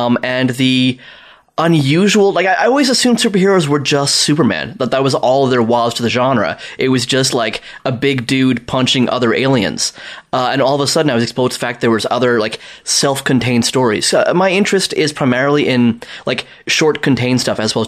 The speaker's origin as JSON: {"language": "English", "country": "South Africa", "tie": "born or raised there", "moved": "as an adult", "lives_now": "Toronto, Canada", "said": "I'm from South Africa"}